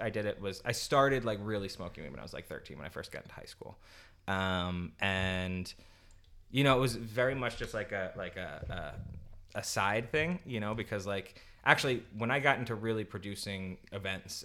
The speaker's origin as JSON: {"language": "English", "town": "New York City", "region": "New York", "country": "United States", "said": "I'm from New York"}